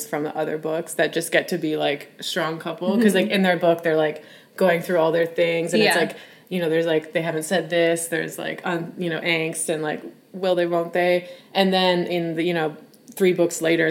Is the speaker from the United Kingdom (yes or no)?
no; Canada; as a Canadian